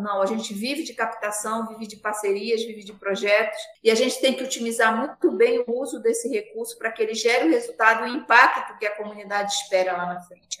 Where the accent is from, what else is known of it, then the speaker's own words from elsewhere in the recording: Pará, Brazil; now in Manaus, Brazil; eu moro em Manaus, no Amazonas, desde 2004, mas eu nasci no Pará, numa comunidade quilombola, 40 quilômetros de Santarém.